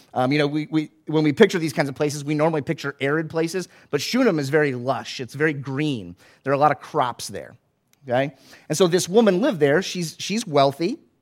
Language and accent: English; Florida, United States; I grew up in Florida